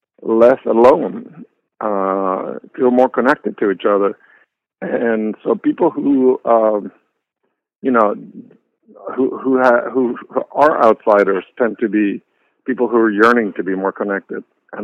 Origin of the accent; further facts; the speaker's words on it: Puerto Rico; accent: mix of Peruvian Spanish; I identify myself as Puerto Rican, but with the caveat that when I grew up there, people didn't think of me as a Puerto Rican because of my accent.